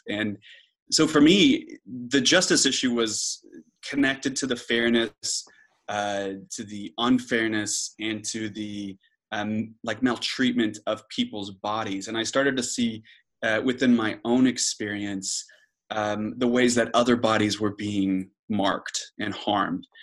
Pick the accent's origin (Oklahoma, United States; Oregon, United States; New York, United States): Oklahoma, United States; Moore; moved away as an adult; now in Oxford, United Kingdom; I'm from Oklahoma City, uh, more specifically, Moore, Oklahoma, which is a uh, suburb of Oklahoma City